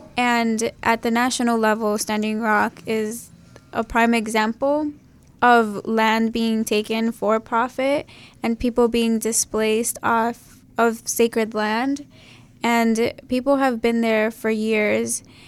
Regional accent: Chicago, Illinois, United States; I went on the northwest side at Von Steuben.

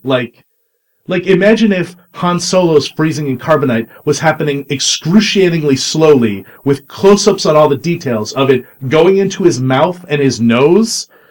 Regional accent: Canada; I'm a Canadian

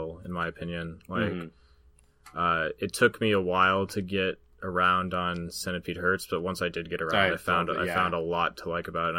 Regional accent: Southeast Alaska, United States; where I grew up in Southeast Alaska

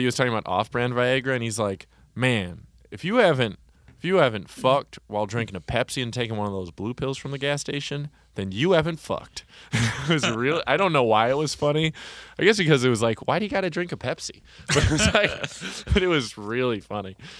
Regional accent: Wauwatosa, Wisconsin, United States; also born or lived in Oconomowoc, Wisconsin / Milwaukee, Wisconsin; in the first town I grew up in, there was one black kid. And then when I moved to Wauwatosa, Wisconsin, I moved from Oconomowoc

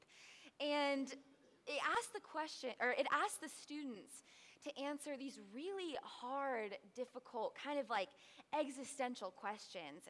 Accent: Tampa, Florida, United States; moved away as an adult; I was born here in Tampa, Florida, about 30 minutes away from here in the Lutz area, and so I am so happy to spend the summer in my hometown

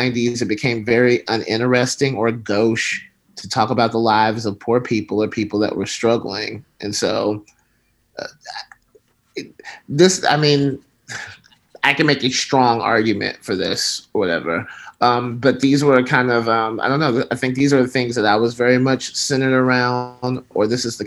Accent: Alabama, United States; moved away as an adult; now in California, United States; I grew up in Alabama. And then around 2001, 2002, I moved to California

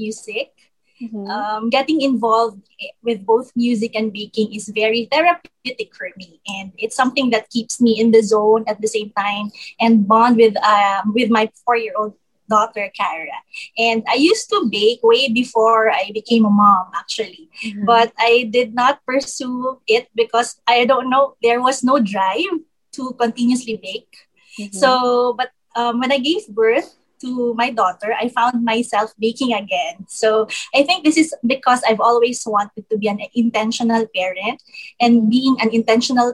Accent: Davao City, Davao Region, Philippines; moved away as an adult; now in Pasig, Philippines; I'm from Davao, but I'm based here in Pasig already because right after graduation, I found work here in Metro Manila

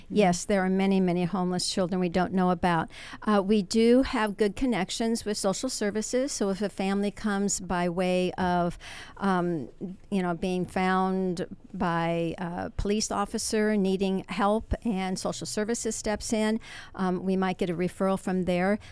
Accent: Washington, District of Columbia, United States; moved away as an adult; now in Ventura, United States; I'm from the Washington D.C. area.

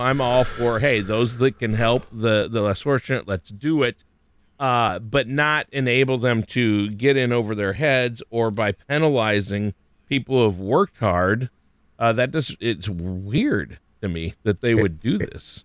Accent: Minnesota, United States; I grew up in Minnesota, lots of lakes, lots of fishing

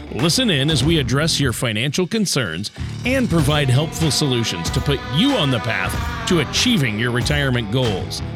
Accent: Minnesota, United States; also born or lived in South Dakota / Los Angeles, California / Nashville, Tennessee; I grew up in Minnesota, right uh, about 50 miles straight east of the South Dakota border

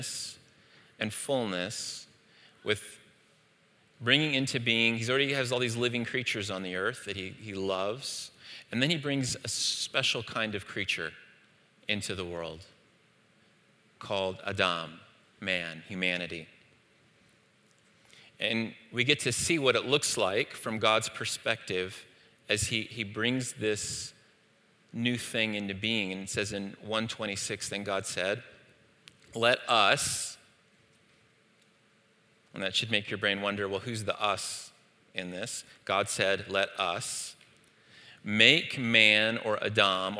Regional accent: Saudi Arabia; moved away; in the East, where I grew up in Saudi Arabia

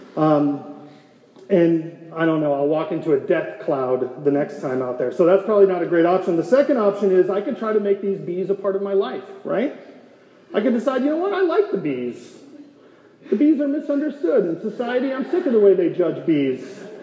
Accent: North Dakota, United States; moved away as an adult; now in Gilbert, United States; Rachel and I grew up in North Dakota in a rural town of 350 people

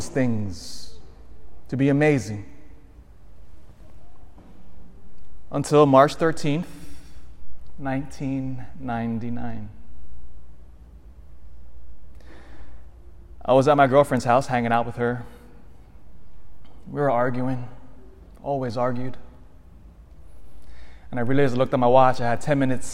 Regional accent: Elk Grove, United States; I grew up in Elk Grove

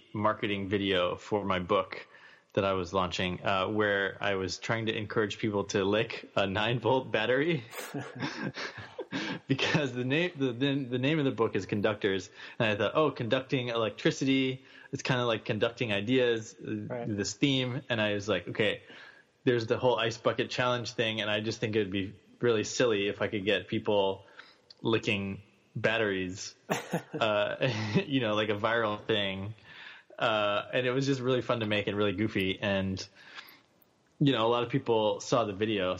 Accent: United States; moved away as an adult; also born or lived in Bali; we're both American

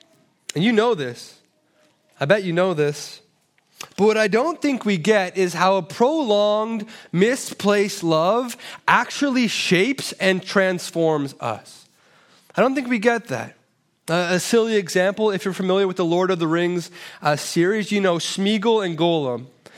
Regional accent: Toronto, Ontario, Canada; Believe me, I'm from Toronto. Here is very, very good.

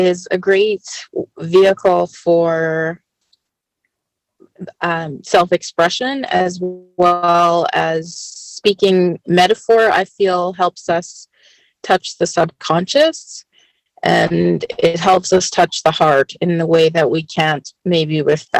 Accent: Treaty 6 and 7, Alberta, Canada; also born or lived in Red Deer, Alberta; I'm from Treaty 6 and 7. I live in Red Deer, Alberta, Canada.

